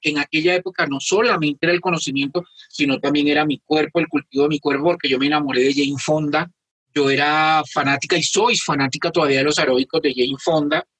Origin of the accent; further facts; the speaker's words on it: Colombia; somos las colombianas y los colombianos